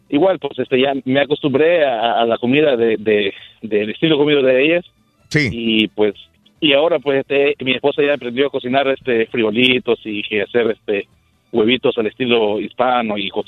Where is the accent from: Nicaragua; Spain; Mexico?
Nicaragua; Yo, soy nicaragüense, ¿ah? Sí. Y es, soy casado con una, una mujer de Pakistán.